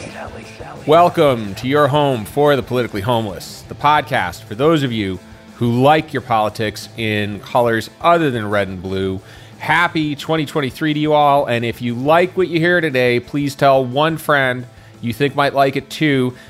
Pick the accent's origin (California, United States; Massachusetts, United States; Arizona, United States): Massachusetts, United States; Boston; I was born and raised in Boston